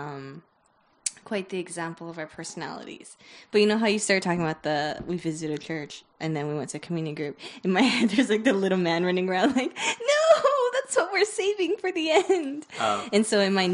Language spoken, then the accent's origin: English; Honolulu, Hawaii, United States; moved away as an adult; also born or lived in Japan / Irvine, California; now in Houston, United States; I was born in Honolulu, attended kindergarten in Honolulu, then moved to Japan for 2 years, attended first and second grade there, moved back to Hawaii from 3rd through